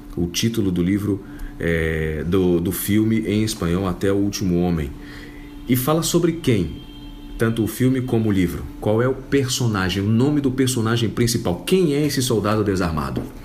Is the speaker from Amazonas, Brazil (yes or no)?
yes; Manaus, Amazonas, Brazil; moved away; also born or lived in Colombia; aqui é a minha terra natal